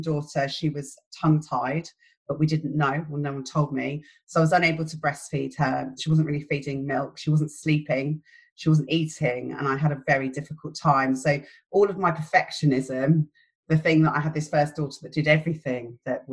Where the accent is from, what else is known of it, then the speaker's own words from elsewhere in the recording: London, United Kingdom; moved away as an adult; now in St Albans, United Kingdom; So I'm from London. I have an Irish family. It's a big family. I grew up in West London